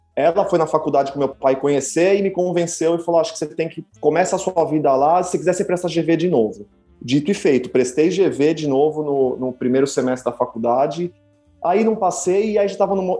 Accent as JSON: {"language": "Portuguese", "region": "São Paulo", "country": "Brazil", "also_born_or_lived": "United States", "said": "Eu sou de São Paulo"}